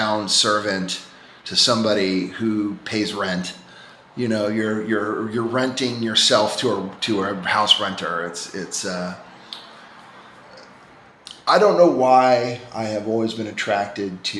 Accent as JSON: {"language": "English", "town": "New York City", "region": "New York", "country": "United States", "tie": "born or raised there", "moved": "yes", "said": "I'm from Staten Island, and which is a rather blue collar place, you know, or at least over the last century, and you know, I'm marked by where I grew up."}